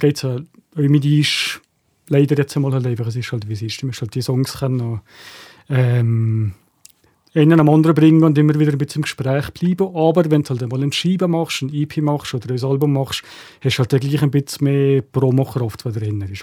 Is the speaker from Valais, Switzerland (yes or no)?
yes; Valais, Switzerland; als Walliser Künstler